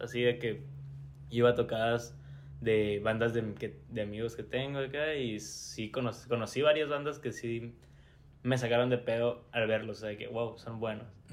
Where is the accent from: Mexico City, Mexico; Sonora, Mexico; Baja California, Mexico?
Sonora, Mexico; Hermosillo; somos de Hermosillo